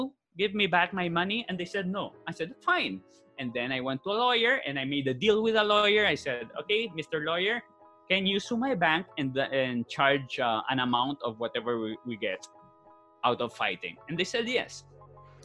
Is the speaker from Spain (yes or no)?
yes; Spain; first language Spanish; English is a second language; moved away as an adult; now in Philippines; Born and raised in Spain